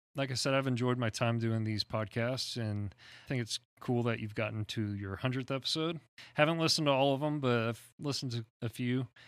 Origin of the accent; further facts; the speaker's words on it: Texas, United States; I'm Texan